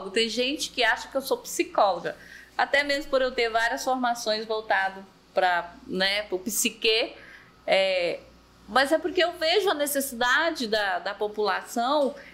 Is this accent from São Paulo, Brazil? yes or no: yes; São Paulo, Brazil; also born or lived in Quixeramobim / Sete Lagoas; Eu sou cearense, mas não sou daqui de Maracanã. Né? Eu nasci em Quixeramobim, fui criada em São Paulo, morei 19 anos em São Paulo e 19 em Minas Gerais, Sete Lagoas.